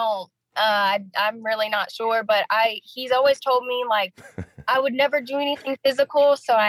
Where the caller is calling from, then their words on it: Anderson, South Carolina, United States; I'm calling from Anderson, South Carolina.